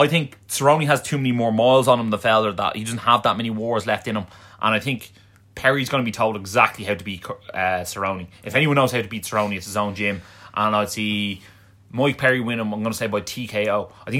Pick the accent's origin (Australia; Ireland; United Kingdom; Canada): Ireland; But in fairness, we're Irish, so what do you expect?